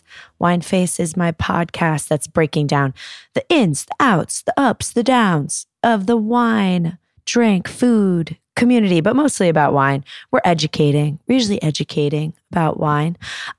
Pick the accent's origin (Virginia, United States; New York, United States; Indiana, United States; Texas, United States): New York, United States; it was at the Flaherty's house, which was three doors down from the house I grew up in New York.